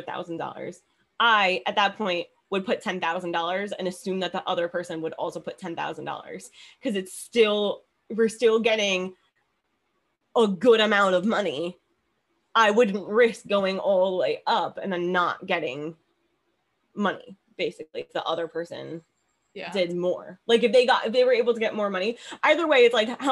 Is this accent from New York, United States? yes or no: yes; New York, United States; coming from New York, because we're from New York